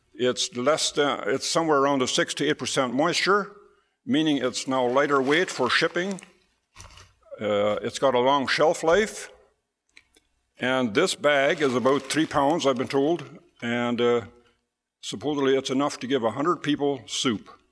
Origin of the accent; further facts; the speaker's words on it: Hochfeld, Manitoba, Canada; We hail from Hochfeld